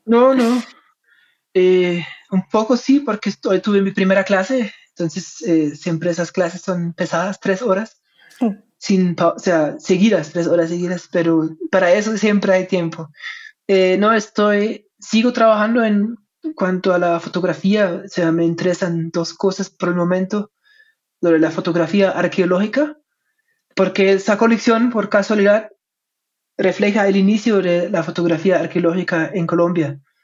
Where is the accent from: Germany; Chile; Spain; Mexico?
Germany; Spanish is a second language; moved away; como soy alemán, mi español no es perfecto